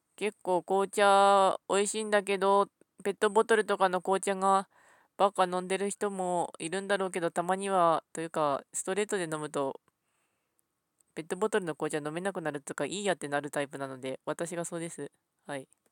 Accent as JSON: {"language": "Japanese", "region": "Ishikawa", "country": "Japan", "tie": "born or raised there", "said": "私は石川県出身なんですけども"}